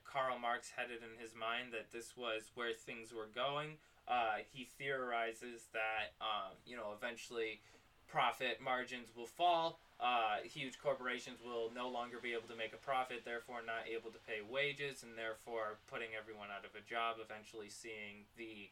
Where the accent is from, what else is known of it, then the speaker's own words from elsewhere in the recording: New York, United States; my hometown is actually not a small city. It's actually one of the largest metropolitan city within New York